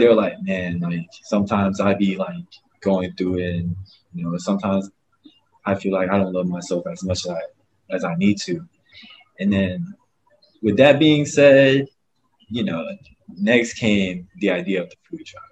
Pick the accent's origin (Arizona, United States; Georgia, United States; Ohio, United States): Georgia, United States; Augusta; also born or lived in Myrtle Beach, South Carolina; now in Honolulu, United States; I come from uh, Myrtle Beach, but I was raised in Augusta, Georgia